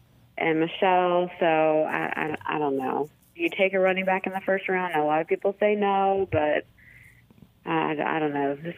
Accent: Ohio, United States; I went to Ohio State. I'm from Ohio.

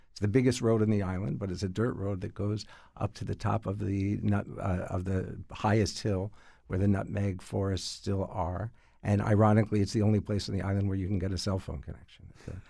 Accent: New York City, New York, United States; I was from Manhattan.

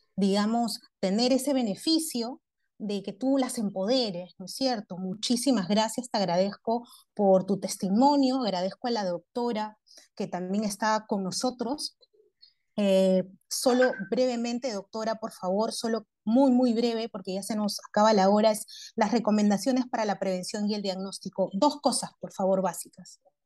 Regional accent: Peru; los peruanos somos muy fuertes

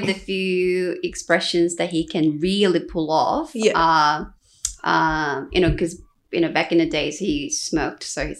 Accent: South Korea; moved away as an adult; now in Australia; Born and raised in Korea.

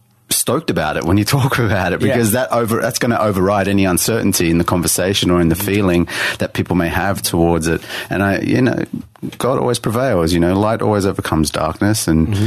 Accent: Sydney, New South Wales, Australia; Born and bred in Sydney, like in the city. Grew up in the city.

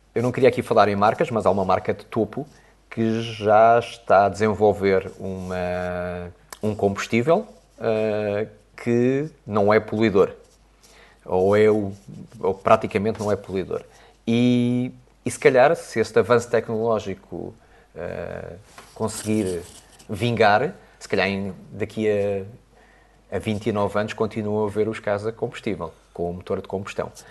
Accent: Portugal; como bom português

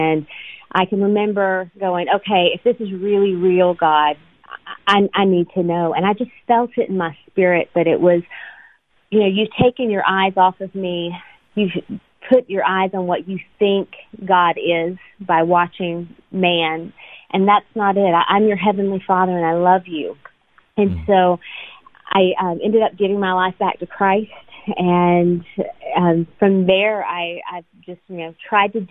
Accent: Panama City Beach, Florida, United States; moved away as an adult; also born or lived in Atlanta, Georgia; now in Nashville, United States; I was born in Atlanta, Georgia, and adopted at birth. And I, for the most part, I was raised in Panama City Beach, Florida, and ended up in Nashville, Tennessee, where I am now

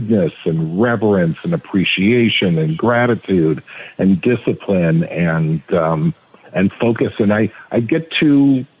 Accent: Teaneck, New Jersey, United States; also born or lived in Manhattan, New York; now in Los Angeles, United States; to have grown up in this community

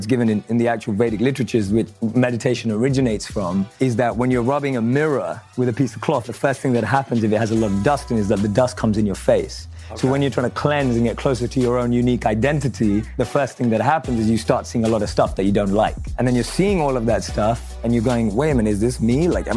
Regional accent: London, United Kingdom; So I was average kid growing up in London.

